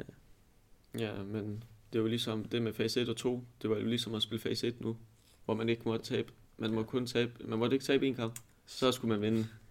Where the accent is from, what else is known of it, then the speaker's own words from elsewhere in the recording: Aalborg, North Denmark Region, Denmark; jeg kommer fra Aalborg af